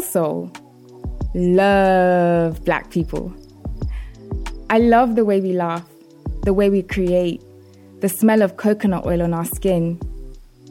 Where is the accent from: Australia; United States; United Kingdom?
United Kingdom; London; my hometown, South London